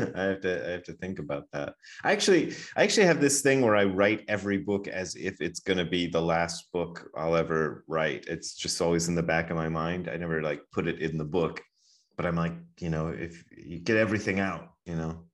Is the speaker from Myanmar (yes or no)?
no; Wadsworth, Ohio, United States; also born or lived in Hamilton, Ohio; we moved to another small town called Wadsworth, Ohio, and that's where I grew up as a little kid.